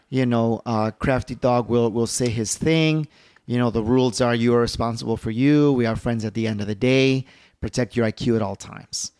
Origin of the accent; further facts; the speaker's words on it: Chicago, Illinois, United States; I'm from Chicago